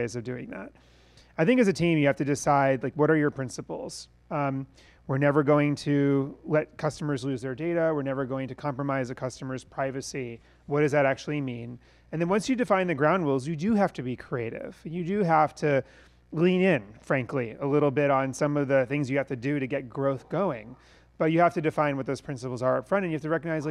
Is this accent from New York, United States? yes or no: yes; New York, United States; we're from New York